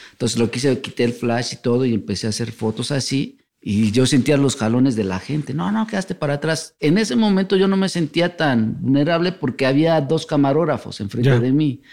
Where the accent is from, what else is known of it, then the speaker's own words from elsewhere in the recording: Mexico City, Mexico; de aquí, de la Ciudad de México.